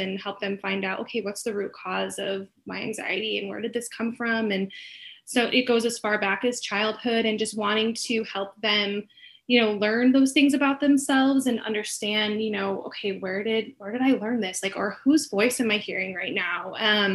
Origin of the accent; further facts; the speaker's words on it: Chicago, Illinois, United States; moved away as an adult; now in Arizona, United States; I am originally from Chicago, moved out here about 11 years ago. So Arizona has been home for quite some time